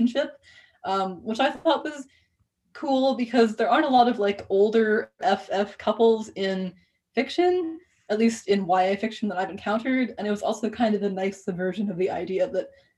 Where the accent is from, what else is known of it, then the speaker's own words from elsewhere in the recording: New England, United States; I grew up around the New England Ocean.